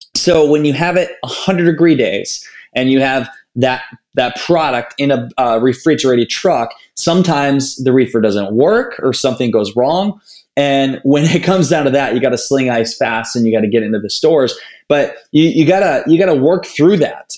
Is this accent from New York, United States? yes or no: no; Northeast Iowa, United States; I grew up in Northeast Iowa, a small town of 700 people.